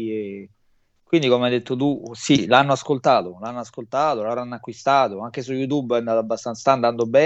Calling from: Rome, Lazio, Italy; sono a, Ro- a Roma, provincia di Roma.

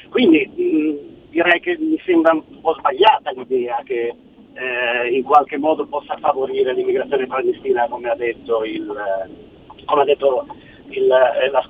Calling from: Genoa, Liguria, Italy; Eh eh, chiamo da Genova.

